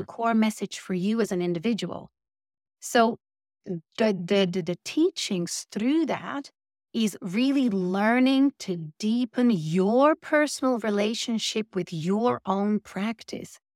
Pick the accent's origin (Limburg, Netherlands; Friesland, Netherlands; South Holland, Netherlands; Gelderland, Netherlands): Friesland, Netherlands; English is a second language; moved away as an adult; now in United Kingdom; I'm originally from Holland